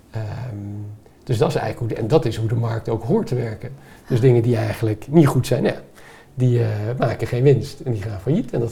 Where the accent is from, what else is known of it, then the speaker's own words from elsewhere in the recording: Mexico; born there; Dus ik ben geboren in Mexico en ik dacht, ja, we hebben hier niet heel veel zon, maar wel heel veel golfslag.